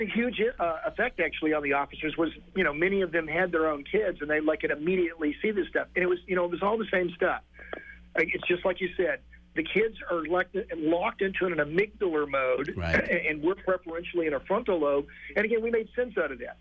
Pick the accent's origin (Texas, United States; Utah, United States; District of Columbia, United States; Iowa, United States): Texas, United States; moved away as an adult; also born or lived in Boston / New Hampshire; so I grew up in Texas. I lived there for the first 35 years of my life, and then I came to Boston